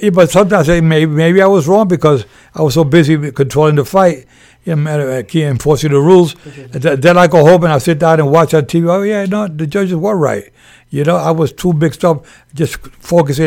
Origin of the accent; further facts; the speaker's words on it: New York, United States; moved away as an adult; also born or lived in Puerto Rico; now in Las Vegas, United States; born and raised in Spanish Harlem in New York